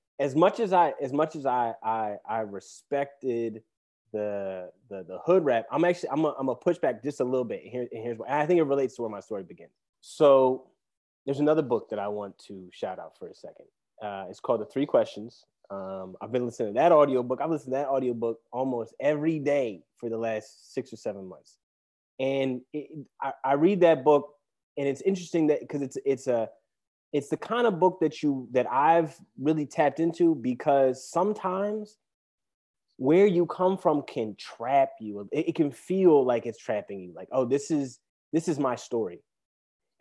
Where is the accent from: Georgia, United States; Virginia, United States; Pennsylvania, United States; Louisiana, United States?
Pennsylvania, United States; Philadelphia; I'm from the Mount Airy section of Philadelphia